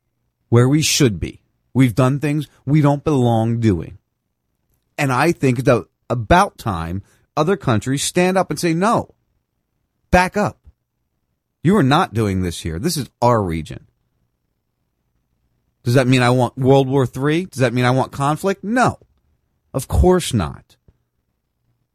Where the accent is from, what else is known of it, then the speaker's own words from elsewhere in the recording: near Atlantic City, New Jersey, United States; I grew up in Atlantic City